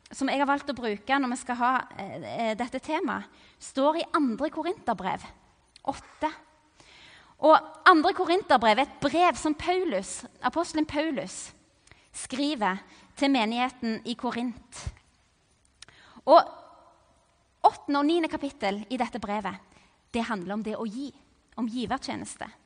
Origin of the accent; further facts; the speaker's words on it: Cameroon; Og jeg vokste opp i Kamerun i Vest-Afrika.